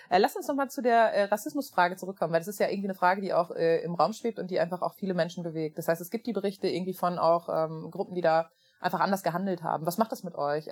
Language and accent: German; small town near Münster, North Rhine-Westphalia, Germany; Es ist eine Kleinstadt ähm, in der Nähe von Münster.